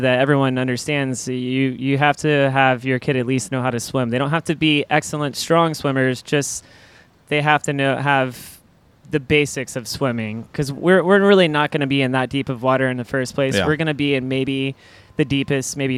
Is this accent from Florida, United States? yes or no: yes; Panama City Beach, Florida, United States; I'm originally from Panama City Beach